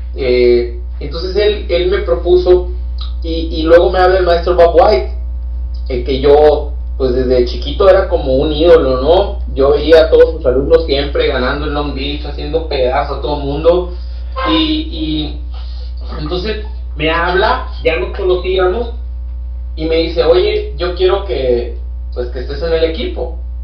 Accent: Mexico; also born or lived in Hermosillo, Sonora; soy el único mexicano

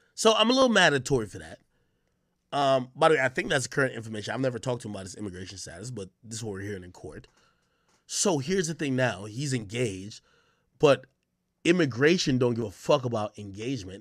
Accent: Jamaica; now in United States; I was born in Jamaica.

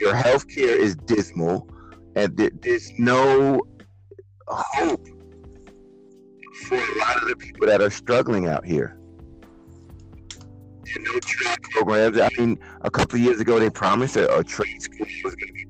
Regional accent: New York City, New York, United States; moved away; I'm from Brooklyn

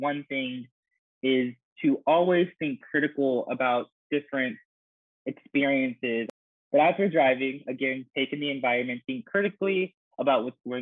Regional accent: Texas, United States; my home state of Texas

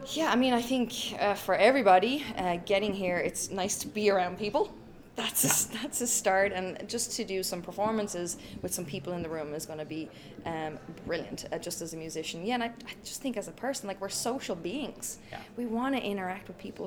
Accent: Ireland; moved away as an adult; also born or lived in Stockholm, Sweden; I'm Irish. I'm born and raised in Ireland

